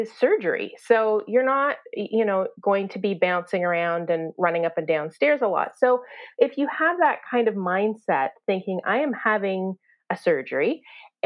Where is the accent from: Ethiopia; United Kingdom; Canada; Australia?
Canada; accent: Canadian; also born or lived in Toronto; I'm Canadian